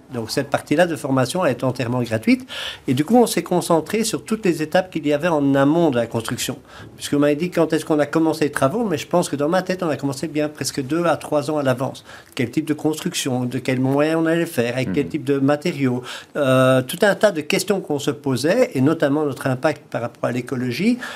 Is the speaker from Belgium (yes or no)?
yes; Belgium; accent: Belgian; moved away as an adult; also born or lived in south of France; now in France; j'ai un petit accent un peu belge